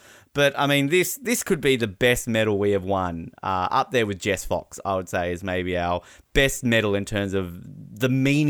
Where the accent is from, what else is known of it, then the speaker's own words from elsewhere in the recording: Australia; moved away; also born or lived in New Zealand / Canada; growing up in Australia